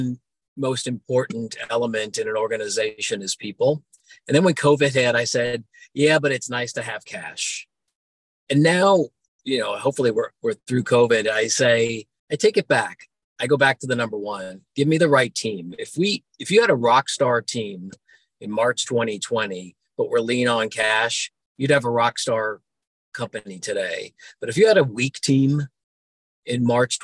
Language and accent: English; Florida, United States; I grew up in Florida and went to the Naval Academy